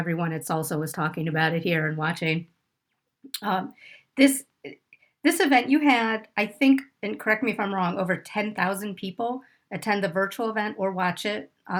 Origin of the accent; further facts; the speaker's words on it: Pittsburgh, Pennsylvania, United States; I'm from Pittsburgh